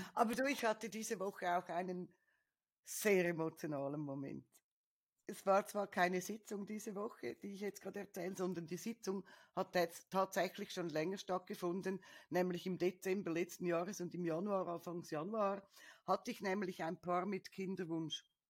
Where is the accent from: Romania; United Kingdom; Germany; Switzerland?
Switzerland; bei uns in der Schweiz